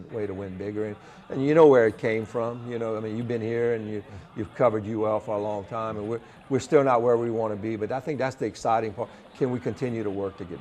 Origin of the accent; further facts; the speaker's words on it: Lafayette, Louisiana, United States; being in my hometown